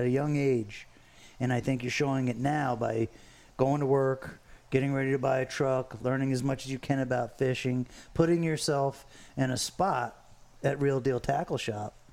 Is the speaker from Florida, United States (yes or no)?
yes; Fort Lauderdale, Florida, United States; I grew up on Los Olmos Boulevard, I mean, we moved there. I was in second or third grade